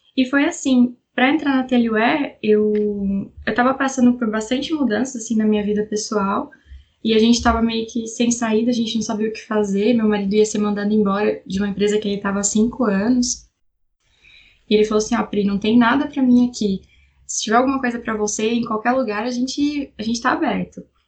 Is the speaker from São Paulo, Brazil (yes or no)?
yes; São José dos Campos, São Paulo, Brazil; Eu sou de São José dos Campos, eh, São Paulo, interior de São Paulo, região do Vale do Paraíba